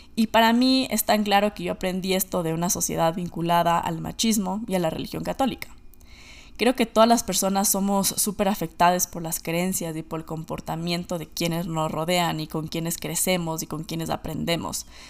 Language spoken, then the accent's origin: Spanish; Ecuador; moved away as an adult; also born or lived in United States; Yo nací y crecí en Ecuador